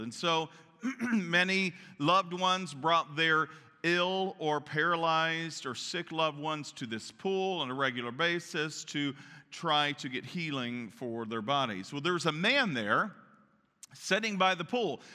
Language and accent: English; Central Kentucky, United States; moved away; I was raised in Kentucky, Central Kentucky, Church of God